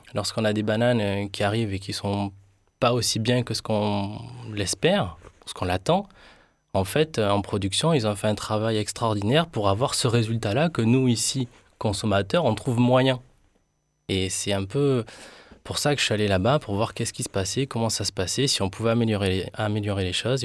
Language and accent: French; Colombia; now in France; chez moi, là où je suis né, en Colombie.